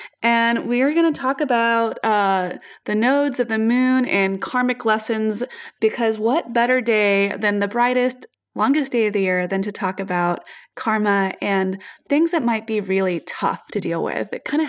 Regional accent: Atlanta, Georgia, United States; Atlanta, which is my hometown.

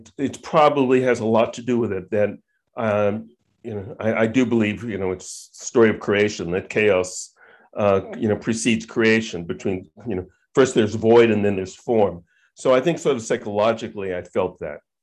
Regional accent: Long Island, New York, United States; growing up on Long Island

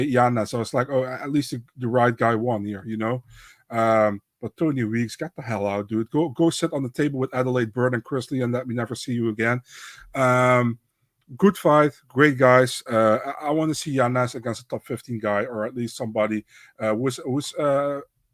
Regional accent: Netherlands; I'm from the Netherlands

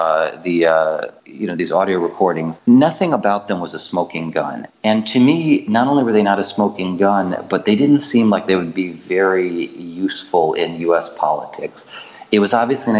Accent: United States; now in Ukraine; because I'm American.

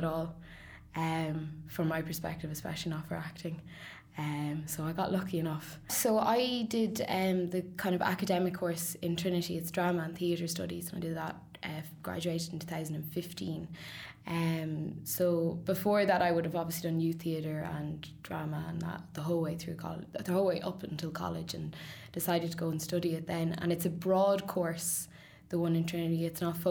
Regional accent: Sligo, Connacht, Ireland; now in Dublin, Ireland; I'm from Sligo originally, but I've lived in Dublin for some time now

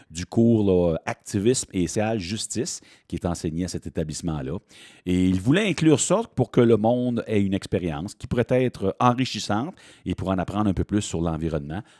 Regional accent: Quebec, Canada

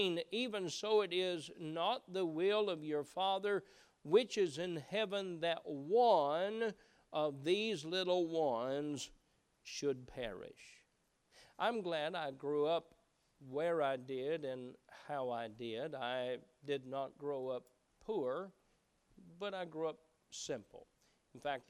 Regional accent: Appalachia, United States; moved away; growing up in Appalachia was that we knew most everyone around

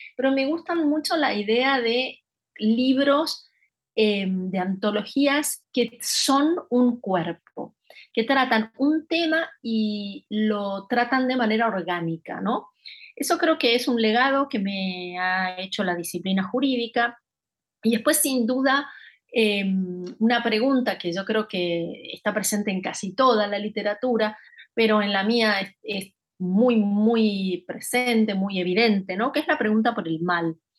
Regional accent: Rosario, Santa Fe, Argentina; moved away as an adult; also born or lived in Buenos Aires; mi ciudad natal, que es Rosario, Argentina

